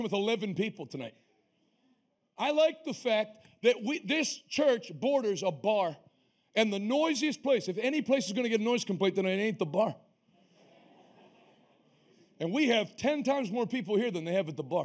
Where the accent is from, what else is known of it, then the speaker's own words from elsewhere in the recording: Northeast, United States; now in Pittsburgh, United States; I'm from the Northeast